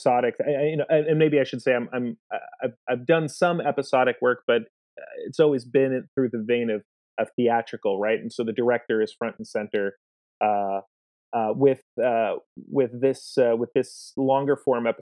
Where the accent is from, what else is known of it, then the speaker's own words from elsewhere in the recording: United States; I'm from New York